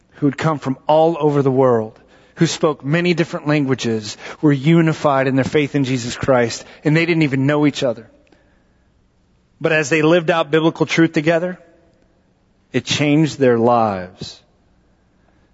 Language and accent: English; Texas, United States; moved away; I'm from Texas